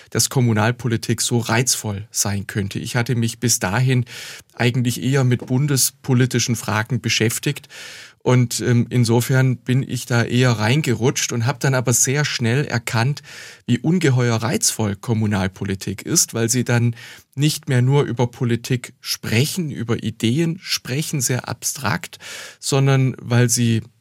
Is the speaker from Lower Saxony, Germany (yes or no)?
no; Bad Säckingen, Baden-Württemberg, Germany; born there; Ich war zuvor schon fünf Jahre Stadtrat und Fraktionsvorsitzender in meiner Geburtsstadt Bad Säckingen.